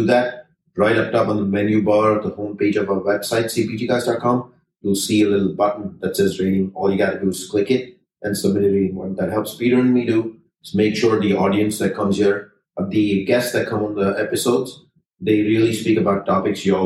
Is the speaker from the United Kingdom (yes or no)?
no; Sri Lanka; I'm Sri Lankan